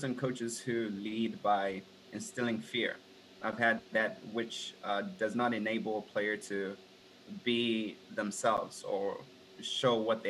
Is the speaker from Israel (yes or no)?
no; South Africa; now in United States; I came to America. I'm from South Africa originally.